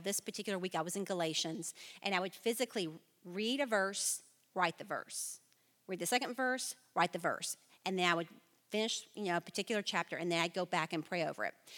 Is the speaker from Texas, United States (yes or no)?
yes; Flower Mound, Texas, United States; I was born and raised in Flower Mound, Texas